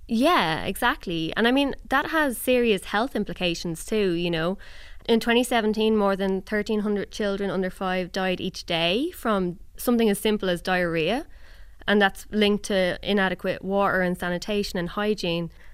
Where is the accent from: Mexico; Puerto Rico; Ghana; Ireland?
Ireland; now in Germany; I grew up in Ireland